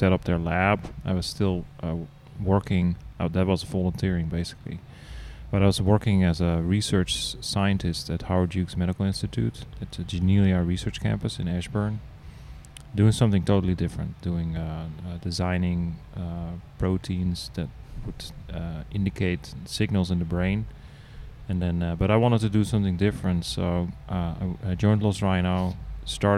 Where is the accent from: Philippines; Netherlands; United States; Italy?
Netherlands; moved away; I'm actually Dutch. I'm from the Netherlands.